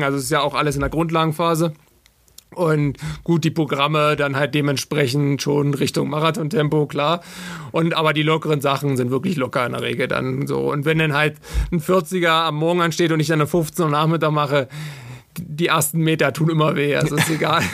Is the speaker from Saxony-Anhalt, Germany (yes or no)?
yes; Altmark, Saxony-Anhalt, Germany; also born or lived in Magdeburg; ich komme aus Sachsen-Anhalt, aus der Altmark ursprünglich und äh, bin mit 15 äh, Jahren auf die Sportschule gegangen nach Magdeburg